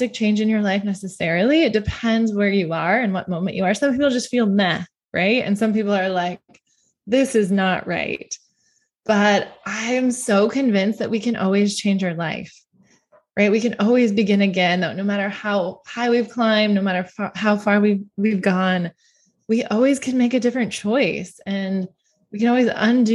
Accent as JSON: {"language": "English", "country": "United States", "said": "I'm an American"}